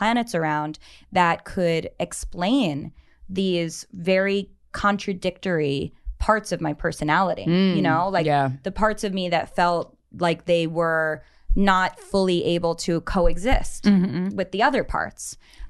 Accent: New York, United States; New York.

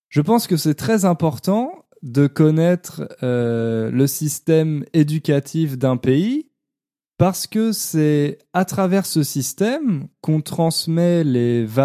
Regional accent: Ontario, Canada; Je viens de l'Ontario, au Canada, dans un endroit où on parle surtout anglais. J'ai fait mon école primaire et secondaire en français

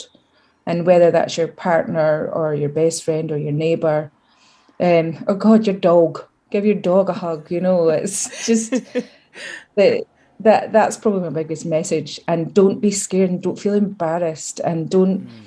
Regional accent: Scotland, United Kingdom; accent: Scottish; my Scottish accent gets way stronger. So I'm like, everybody, I'm Scottish

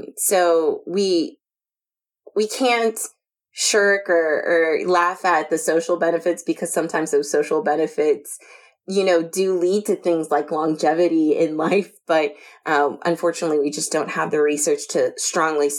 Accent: United States; I'm from the United States

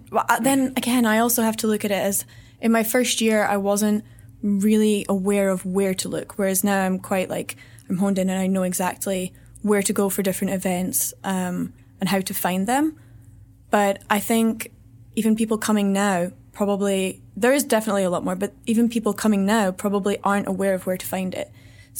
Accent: Scotland, United Kingdom; now in Vietnam; It's challenging to live in Vietnam because the culture is so, so different to, I mean, we're both from Scotland, it's completely different to what we're used to.

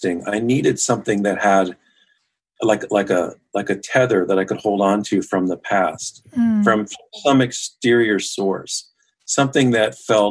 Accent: Los Angeles, California, United States; I'm born and raised in Los Angeles

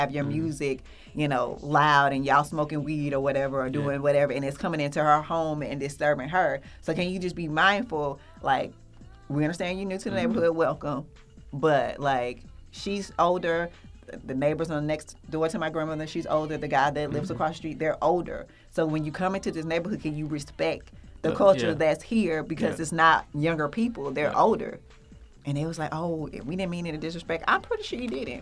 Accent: Atlanta, Georgia, United States; I grew up in Adamsville in West End, so I went to Usher for middle school

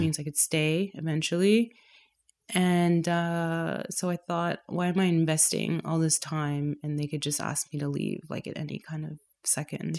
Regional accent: Toronto, Ontario, Canada; moved away as an adult; also born or lived in London; now in Berlin, Germany; My family is from Trinidad, but I was born and raised in Toronto

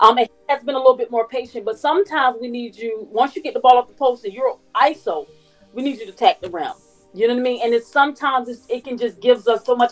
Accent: Savannah, Georgia, United States; I'm from Savannah

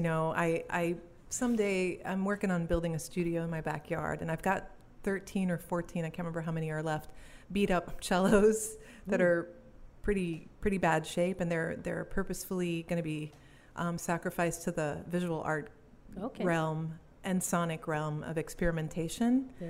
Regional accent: Wallonia, Belgium; born there; also born or lived in Singapore; I'm born in Wallonia, which is the French part of Belgium. It's a southern, eastern part. It touches the German border and the French border.

